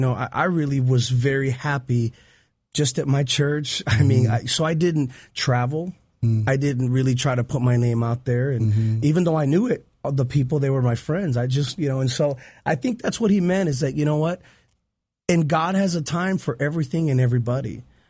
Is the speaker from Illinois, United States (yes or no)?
yes; Chicago, Illinois, United States; Chicago. I grew up in Chicago.